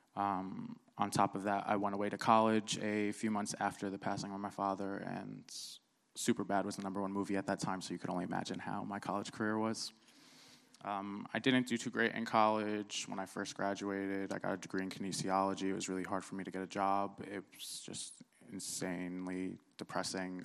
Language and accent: English; New Jersey, United States; born or raised there; also born or lived in Cairo, Egypt